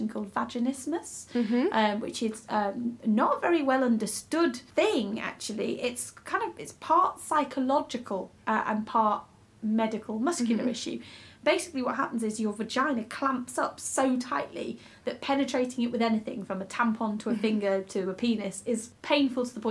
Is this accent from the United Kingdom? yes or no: yes; Macclesfield, North West England, United Kingdom; I'm from Macclesfield